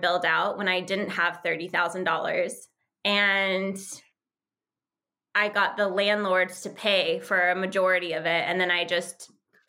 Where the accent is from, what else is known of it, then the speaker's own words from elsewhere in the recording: Santa Fe, New Mexico, United States; moved away as an adult; also born or lived in Tampa, Florida; I grew up in Santa Fe, New Mexico